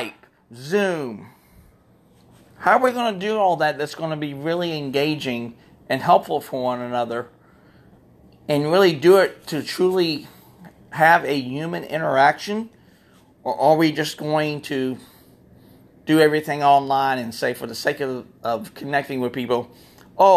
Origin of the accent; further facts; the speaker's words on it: Florida, United States; Born and raised in Florida